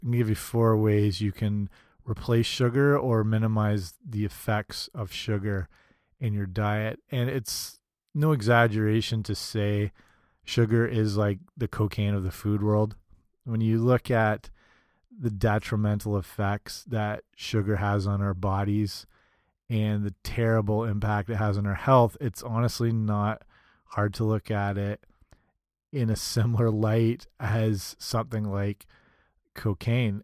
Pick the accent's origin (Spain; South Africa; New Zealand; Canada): Canada; Canadian like me